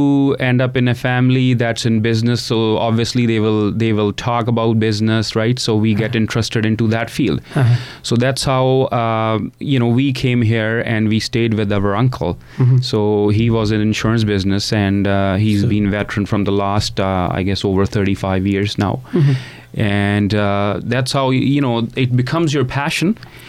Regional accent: India; moved away as an adult; now in Canada; I came from India. Yeah. Yes, I was in India.

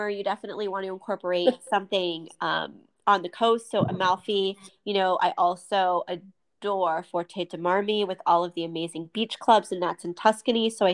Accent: United States; me as an American

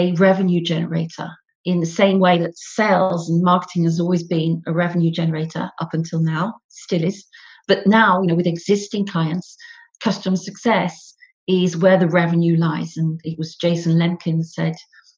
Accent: the north of England, United Kingdom; accent: northern; moved away as an adult; now in Paris, France; as you can probably gather from my northern accent, I'm from the north of England originally, but I've actually been spending all my career in Paris, where I live now

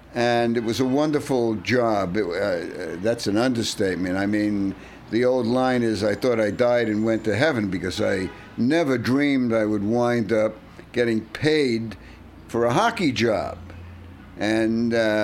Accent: New York City, New York, United States; I've been doing it since I was a kid growing up in Brooklyn

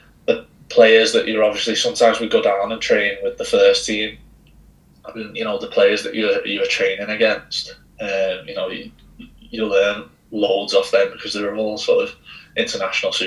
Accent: St Helens, North West England, United Kingdom; I had to be somewhere close to home because I'm from St. Helens

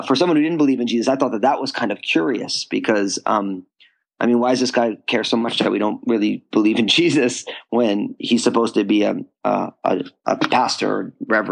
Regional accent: New Jersey, United States; I grew up in New Jersey

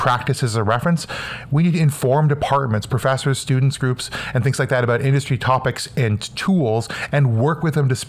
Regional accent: Canada; I'm from Canada

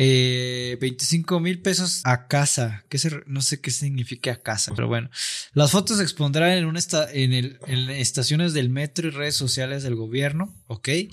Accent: Mexico; siendo mexicanos en general

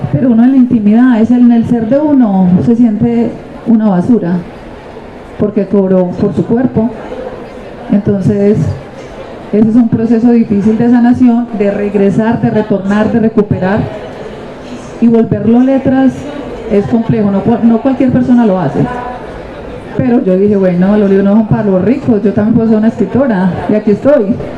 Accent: Medellín, Antioquia, Colombia; also born or lived in Nariño, Antioquia; yo fui una niña eh, de la comuna, yo soy de Nariño, Antioquia, pero vivía en la comuna 8

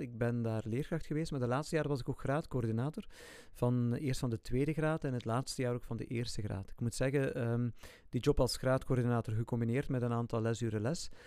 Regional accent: Ghent, Flanders, Belgium; moved away as an adult; also born or lived in Zwijnaarde / Hechtel / Heverlee; ik ben eh, geboren in Gent. Ik ben opgegroeid in Baarle. Baarle bij Drongen. Drongen is een ja, deelgemeente van Gent.

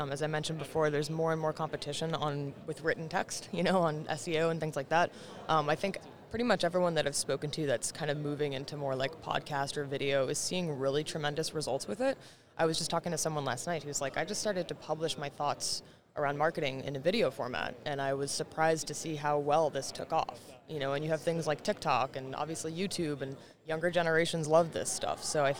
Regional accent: Marin, Bay Area, California, United States; now in New York City, United States; So I didn't grow up in New York City. My parents did. My parents are both from New York City. They raised me in the Bay Area. So I'm a Bay Area kid, Silicon Valley. Awesome. But I grew up in Marin, which is just north of San Francisco.

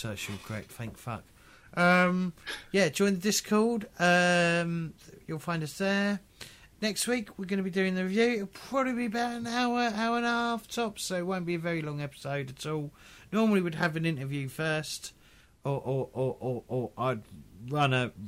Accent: United Kingdom; I'm British

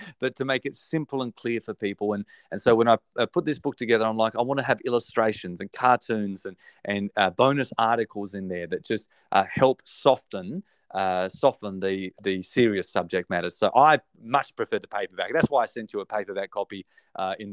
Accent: Australia; accent: Australian; my Australian accent

